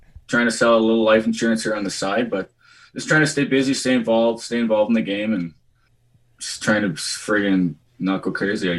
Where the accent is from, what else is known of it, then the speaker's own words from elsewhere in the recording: Portage la Prairie, Manitoba, Canada; Portage was, it's definitely a rough town. Still is a rough town. I grew up with three brothers.